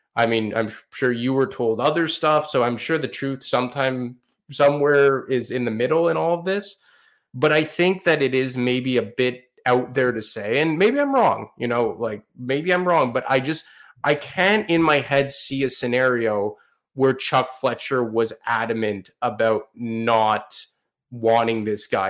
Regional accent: Montreal, Quebec, Canada; Montreal, in my hometown right now

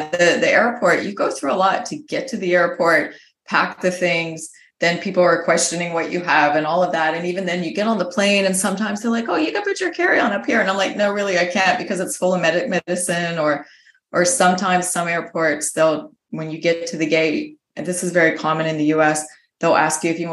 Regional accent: United States; moved away; my home country, the United States

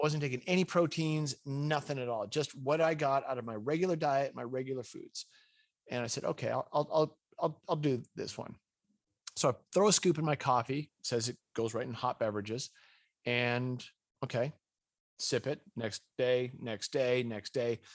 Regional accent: Winchester, Massachusetts, United States; I was raised in New England, i, in a, this town called Winchester, Massachusetts

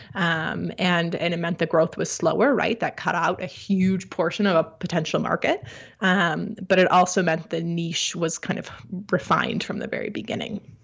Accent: Midwest, United States; I grew up in the Midwest

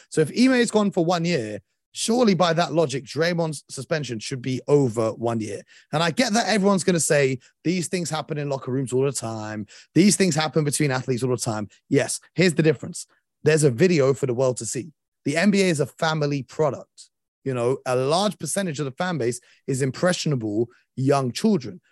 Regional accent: London, United Kingdom; we're from London

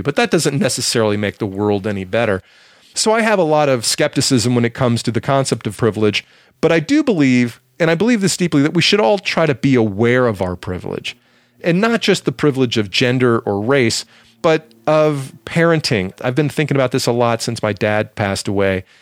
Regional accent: the South, United States; accent: southern; My southern tongue

